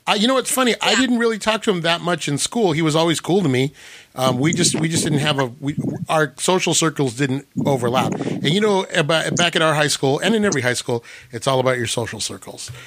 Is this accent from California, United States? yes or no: yes; Whittier, California, United States; also born or lived in La Mirada; I grew up in a really bad part of Whittier called it's called Los Nietos